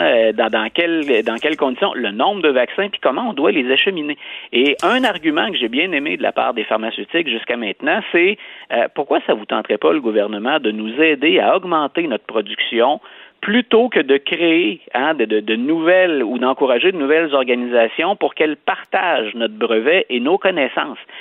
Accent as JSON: {"language": "French", "country": "Canada", "said": "chez nous au Canada"}